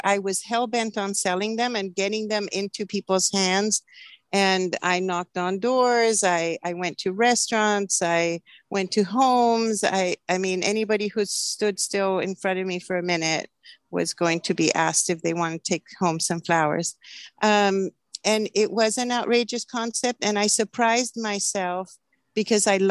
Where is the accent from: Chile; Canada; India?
Chile; Santiago, Santiago Metropolitan Region; now in Oregon, United States; I grew up in Chile, in Santiago, Chile